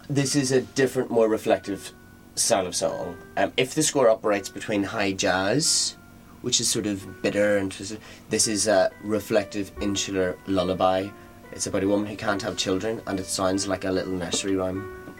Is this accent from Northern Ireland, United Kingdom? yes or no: yes; Northern Ireland, United Kingdom; I'm from Northern Ireland, so we both feel a bit colonial